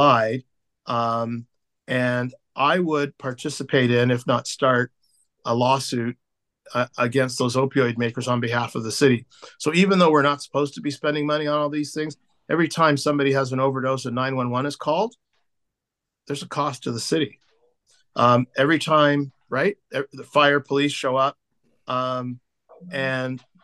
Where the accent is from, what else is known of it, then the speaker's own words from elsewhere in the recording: Toronto, Ontario, Canada; I grew up in Toronto, as I mentioned. I grew up at the corner of Vaughan Road and Humewood.